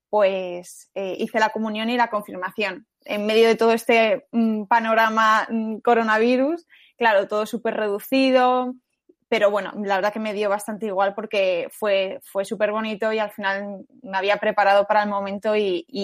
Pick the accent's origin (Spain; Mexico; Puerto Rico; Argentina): Spain; Las Rozas, Community of Madrid; pues yo eh … tengo 23 años y soy de Las Rozas